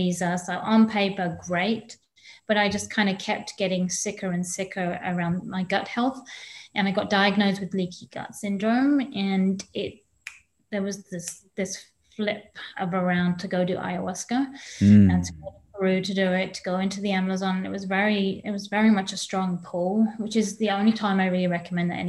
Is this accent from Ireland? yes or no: no; England, United Kingdom; born or raised there; moved away